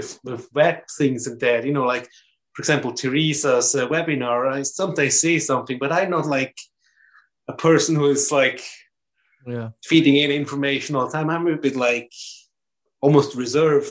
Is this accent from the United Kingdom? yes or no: no; German-speaking part of Switzerland, German-speaking Switzerland, Switzerland; English is a second language; everything was German, obviously, because I come from German part of Switzerland, German-speaking part of Switzerland